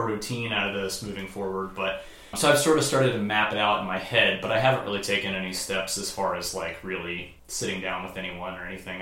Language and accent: English; Indianapolis, Indiana, United States; moved away; I had lived in Indianapolis my whole life